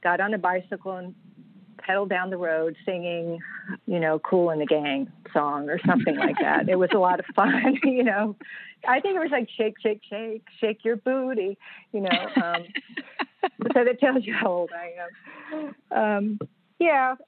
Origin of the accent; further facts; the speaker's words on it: Nashville, Tennessee, United States; now in Virginia, United States; I grew up in Nashville, Tennessee